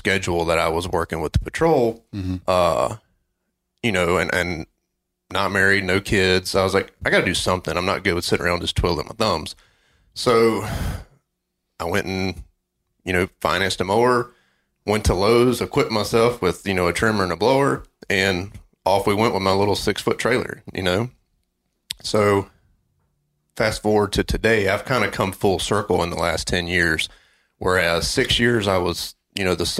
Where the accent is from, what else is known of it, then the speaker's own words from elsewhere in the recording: North Carolina, United States; also born or lived in Boone, North Carolina; I was actually back in my hometown. I was a student at Appalachian State in Boone in the mountains of North Carolina, and I had moved back home to do an internship with a local police department